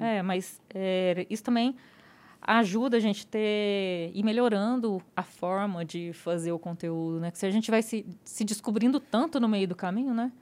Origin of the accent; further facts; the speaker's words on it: interior of Goiás, Brazil; eu sou do interior de Goiás